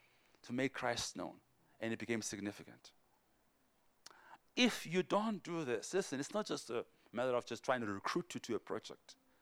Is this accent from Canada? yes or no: no; Port Elizabeth, Eastern Cape, South Africa; I grew up in Paul Elizabeth. Both my parents have passed away. I grew up poor, struggled